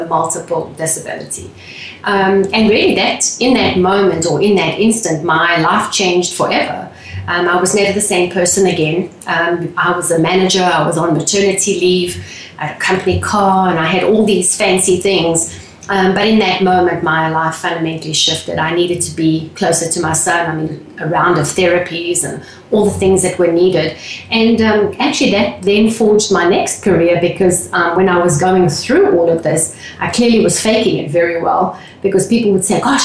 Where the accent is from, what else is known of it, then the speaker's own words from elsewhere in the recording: South Africa; moved away as an adult; also born or lived in England / London; now in Texas, United States; I was born and raised in South Africa